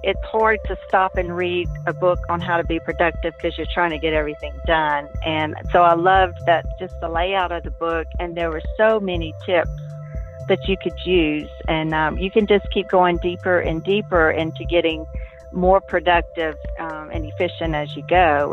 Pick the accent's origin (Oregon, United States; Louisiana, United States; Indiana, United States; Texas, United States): Louisiana, United States; Lafayette; I'm from Lafayette, Louisiana.